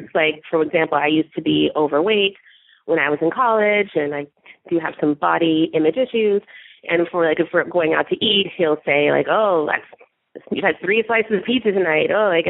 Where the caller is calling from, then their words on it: California, United States; I'm calling from California. I am a 33-year-old African-American straight woman.